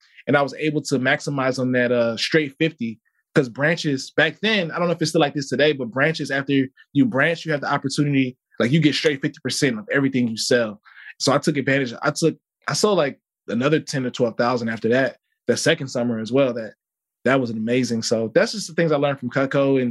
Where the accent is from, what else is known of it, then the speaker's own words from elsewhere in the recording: Chicago, Illinois, United States; moved away as an adult; also born or lived in Mississippi; I grew up in Chicago